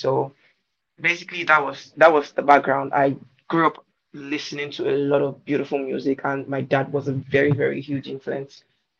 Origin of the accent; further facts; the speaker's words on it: Lagos, Nigeria; also born or lived in Ndokwa West, Delta State; I'm from Nigeria. I was born in Lagos, Nigeria, but I'm originally from Ndokwa West local government of Delta State.